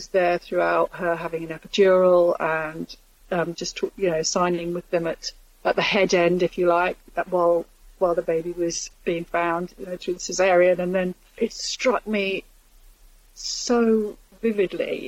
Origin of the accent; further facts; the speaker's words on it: London, United Kingdom; moved away; I grew up in Islington and I love it, although I don't live there anymore